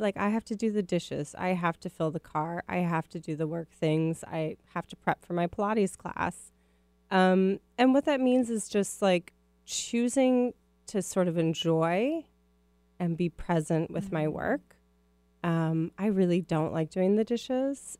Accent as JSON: {"language": "English", "town": "Minneapolis", "region": "Minnesota", "country": "United States", "tie": "born or raised there", "moved": "yes", "lives_now": "West Coast, United States", "said": "I grew up in Minneapolis"}